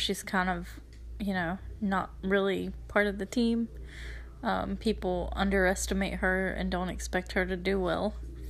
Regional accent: West Virginia, United States; I'm from West Virginia.

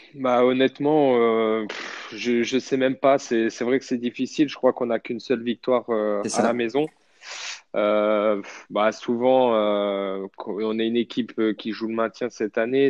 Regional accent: Châteauroux, Centre-Val de Loire, France; moved away; je suis originaire de Châteauroux, donc je me sens bien dans la ville.

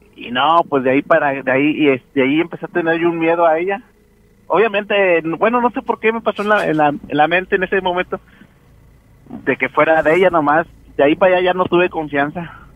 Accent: Nuevo Laredo, Tamaulipas, Mexico; allá en Nuevo Laredo, yo soy de Nuevo Laredo.

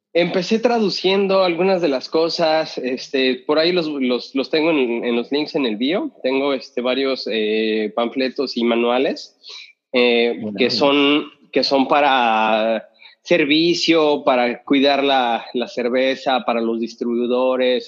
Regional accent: Mexico; moved away; yo de México

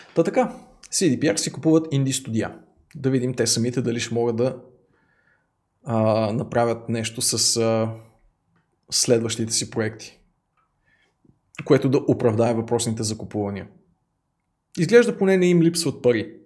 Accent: Bulgaria; Аз съм истински българин

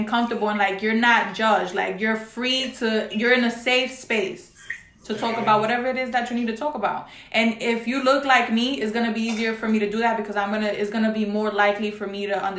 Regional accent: New York City, New York, United States; Because I'm from the Bronx. All right, I'm from the Bronx, New York.

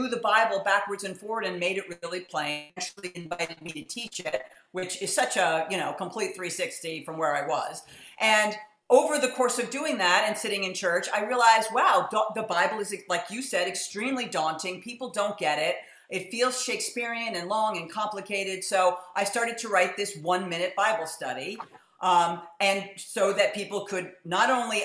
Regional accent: New York City, New York, United States; moved away; I grew up in New York City.

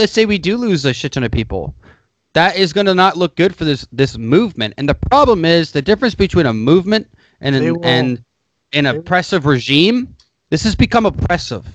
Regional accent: United States; I'm an American

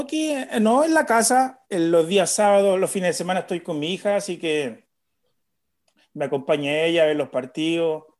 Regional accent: Viña del Mar, Valparaíso, Chile; soy de Viña, yo vivo en Viña

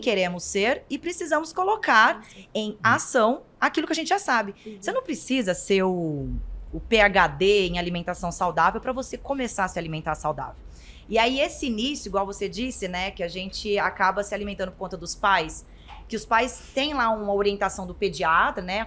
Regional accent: interior of Goiás, Brazil; Eu sou do interior de Goiás

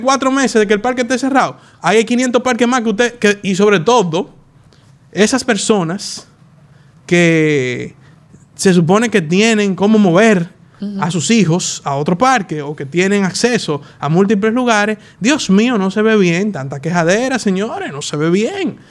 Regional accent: Dominican Republic

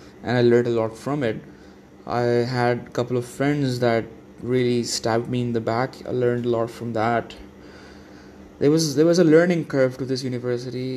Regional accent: Dubai, United Arab Emirates; now in Islamabad, Pakistan; I was from Dubai

